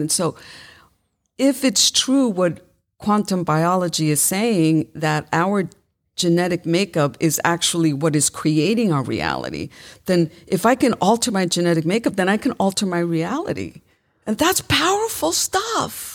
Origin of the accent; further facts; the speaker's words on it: New York City, New York, United States; I was raised in Brooklyn, New York